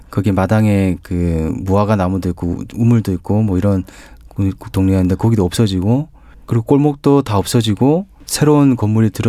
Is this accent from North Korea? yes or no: no; Changwon, South Gyeongsang, South Korea; 저는 그 창원중학교